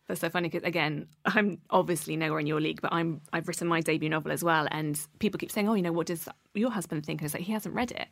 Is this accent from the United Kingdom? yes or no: yes; Oxfordshire, South East England, United Kingdom; accent: posh; I grew up in Oxfordshire, and I think I've always spoken like this